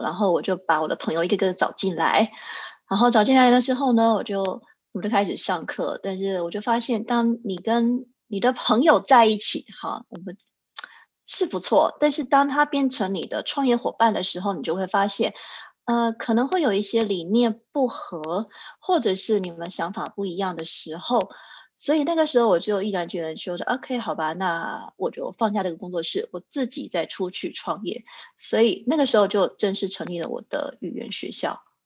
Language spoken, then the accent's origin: Chinese; Taichung, Taiwan; moved away as an adult; now in Zurich, Switzerland; 当年在台中，因为我是台中人